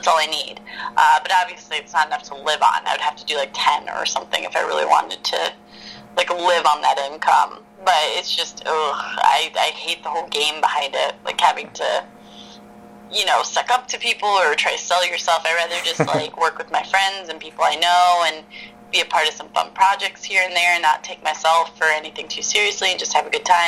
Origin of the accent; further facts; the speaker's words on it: the South, United States; I grew up in the South as well. Like, you don't see people on freaking horses, like, with bales of hay and shit in Georgia.